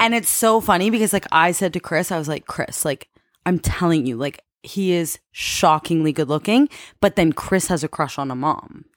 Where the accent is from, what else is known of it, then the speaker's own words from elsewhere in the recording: Canada; I'm from Canada